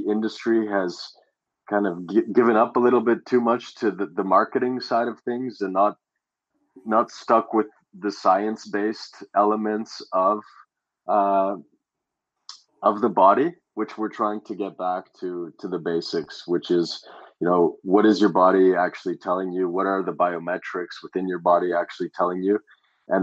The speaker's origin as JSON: {"language": "English", "country": "Canada", "tie": "born or raised there", "said": "growing up in Canada"}